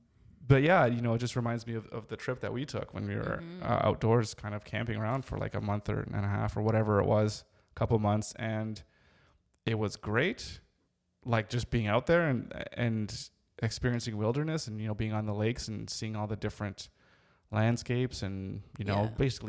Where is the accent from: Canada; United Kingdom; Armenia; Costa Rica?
Canada; I'm Canadian.